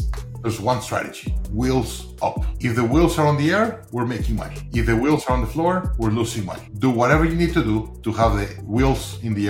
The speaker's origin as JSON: {"language": "English", "country": "Mexico", "tie": "born or raised there", "also_born_or_lived": "London", "said": "I'm originally from Mexico."}